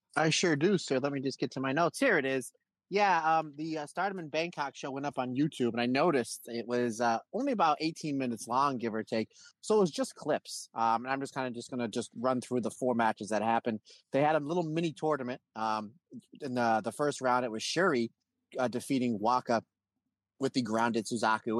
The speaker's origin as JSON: {"language": "English", "country": "United States", "said": "I'm from America"}